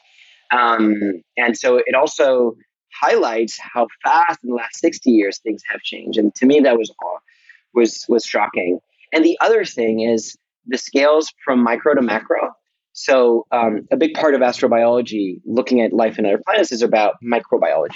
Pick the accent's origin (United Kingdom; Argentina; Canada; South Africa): Argentina; Buenos Aires; moved away as an adult; now in United States; born in Buenos Aires in Argentina